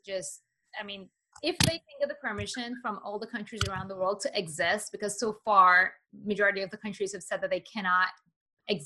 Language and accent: English; Iran; I'm from Iran